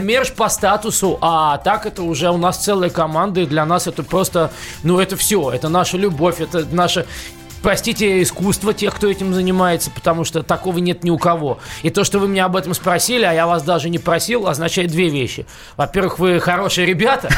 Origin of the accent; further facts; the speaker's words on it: Moscow, Russia; also born or lived in New York; Я москвич, я родился и вырос в Москве